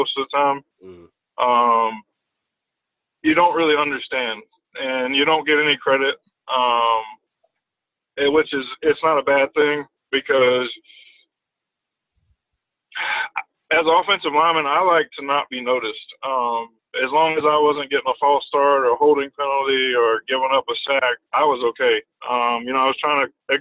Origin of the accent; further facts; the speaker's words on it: Sumter, South Carolina, United States; I say my hometown, Sumter's about 45 minutes away